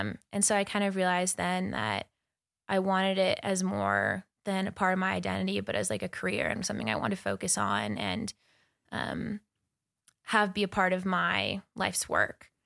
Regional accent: Crow Reservation, Montana, United States; also born or lived in Bozeman, Montana; I was born and raised on the Kearns Reservation in Montana.

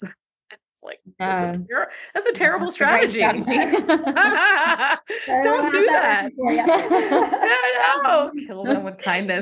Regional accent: Miami, Florida, United States; moved away as an adult; also born or lived in Connecticut / Atlanta; I grew up in Miami

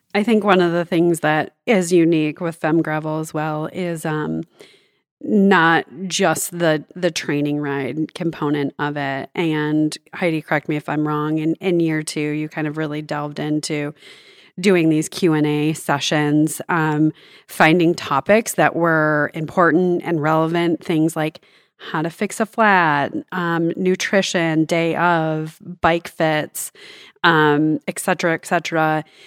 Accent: Northern Michigan, United States; also born or lived in Southern California; now in Bentonville, United States; my cycling journey began growing up in Northern Michigan

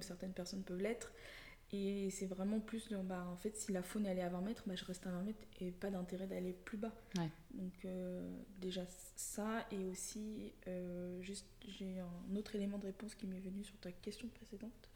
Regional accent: Lyon, Auvergne-Rhône-Alpes, France; j'ai grandi euh, essentiellement à Lyon

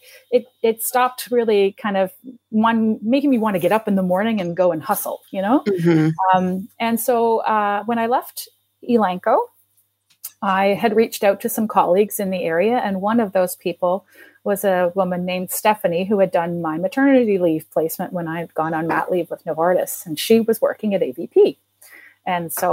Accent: East Coast of Canada, Canada; moved away; When I grew up on the East Coast of Canada, and they had built a veterinary school in my city

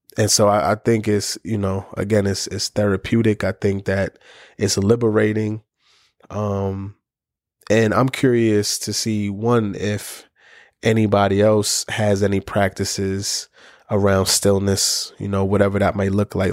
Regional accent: New York City, New York, United States; I'm a kid from the Bronx

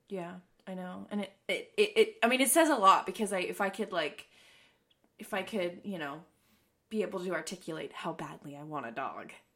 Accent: East Coast, United States; moved away; I'm originally from the East Coast

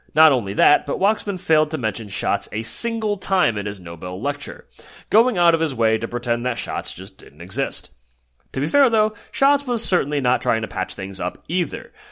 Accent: New Jersey, United States; my home state of New Jersey

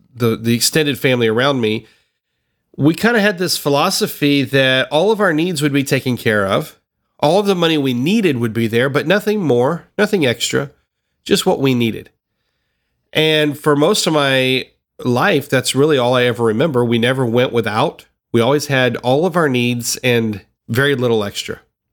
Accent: Tennessee, United States; I grew up in the South. I grew up in Tennessee

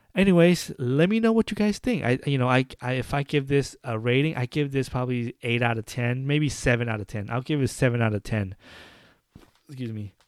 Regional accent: United States; I'm an American. I might be Asian descendant, but I'm an American.

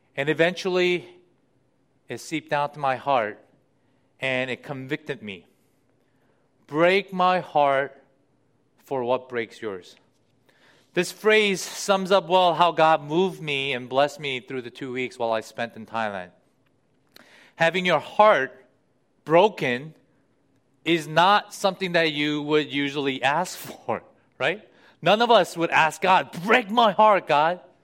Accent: United States; living in the US and being an American

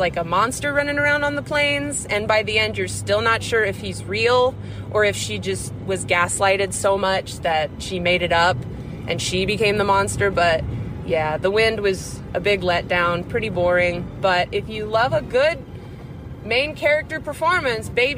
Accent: Nebraska, United States; I grew up in Nebraska

